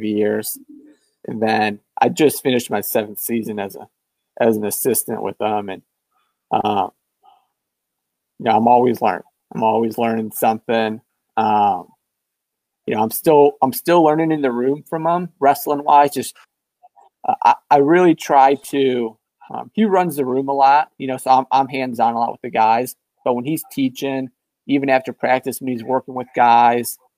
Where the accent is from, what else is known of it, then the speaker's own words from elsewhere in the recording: Rockford, Michigan, United States; I'm from Rockford, Michigan, so near Grand Rapids, the west side of the state